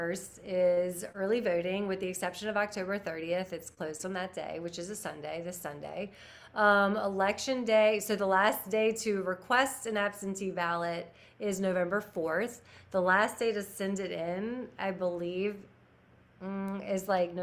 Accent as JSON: {"language": "English", "region": "the South", "country": "United States", "tie": "born or raised there", "said": "growing up in the South"}